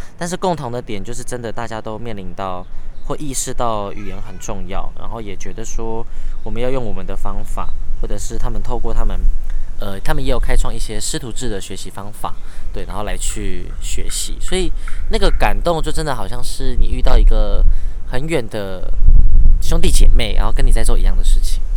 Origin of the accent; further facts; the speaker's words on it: Hsinchu, Taiwan; also born or lived in Taipei / Taitung; 然后台北读书的，哎，新竹长大的，然后 部落台东的